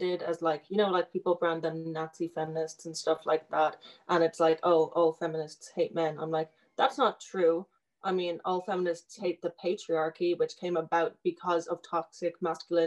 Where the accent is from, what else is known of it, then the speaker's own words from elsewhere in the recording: Dublin, Leinster, Ireland; moved away as an adult; now in Maynooth, Ireland; I'm from Dublin, but I'm living in Maynooth at the moment on campus